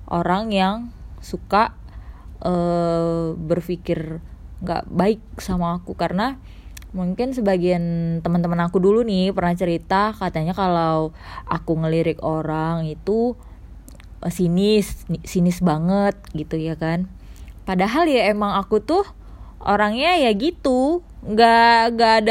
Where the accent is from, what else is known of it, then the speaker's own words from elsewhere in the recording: Medan, North Sumatra, Indonesia; Aku berasal dari kota Medan